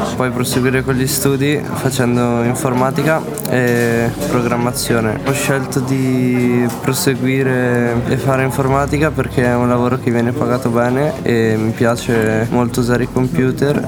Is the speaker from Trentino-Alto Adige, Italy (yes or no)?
yes; Pergine Valsugana, Trentino-Alto Adige, Italy; vengo da Pergine